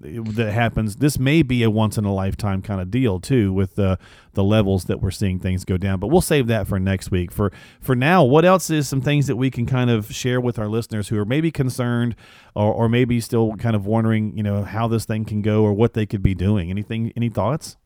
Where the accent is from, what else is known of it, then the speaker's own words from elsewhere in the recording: Michigan, United States; now in North Carolina, United States; I'm from Michigan. I used to live not too far, uh, but I'm down in North Carolina now